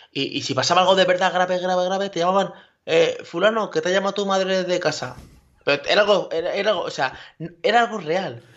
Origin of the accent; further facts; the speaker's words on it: Castilla-La Mancha, Spain; ya soy manchego